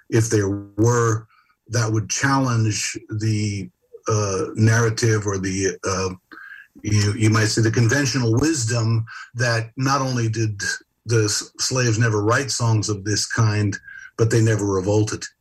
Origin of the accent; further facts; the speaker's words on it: San Francisco, California, United States; I was born and raised in San Francisco and spent most of my life there